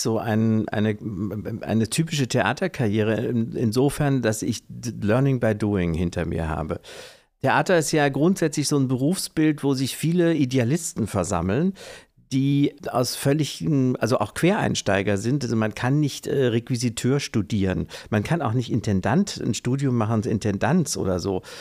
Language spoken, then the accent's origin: German; Kassel, Hesse, Germany; moved away as an adult; now in Oldenburg, Germany; in meiner Heimatstadt in Kassel